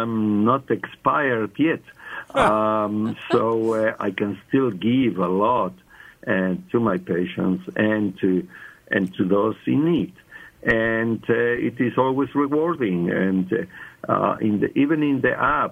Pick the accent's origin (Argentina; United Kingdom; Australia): Argentina; English is a second language; moved away as an adult; also born or lived in South Africa; I was born in Argentina, and that's many years ago, many moons ago, And actually, I worked for 40 years, lived and worked 40 years in South Africa. And so my English is South African, but my accent is not.